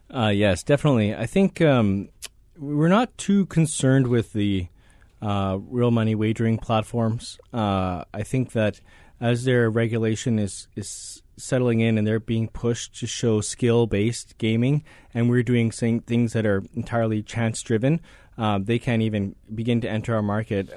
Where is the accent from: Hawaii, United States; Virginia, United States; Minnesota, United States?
Hawaii, United States; moved away; also born or lived in Vancouver, Canada; I grew up in Hawaii.